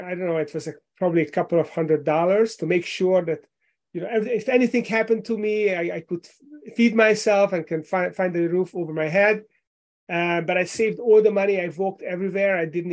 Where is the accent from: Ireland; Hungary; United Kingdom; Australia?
Hungary; Central Europe; English is a second language; moved away as an adult; now in Richmond, United States; You might have noticed from my accent that I was not born here. I moved here with my family from Hungary in Central Europe 11 years ago. I live in Richmond, Virginia